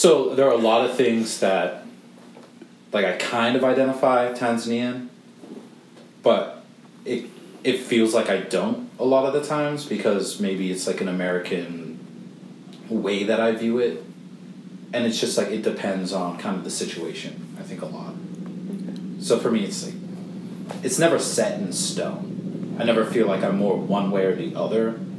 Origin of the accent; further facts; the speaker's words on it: South Africa; also born or lived in United States; now in Silver Spring, United States; well, I grew up in South Africa, but I was born in America.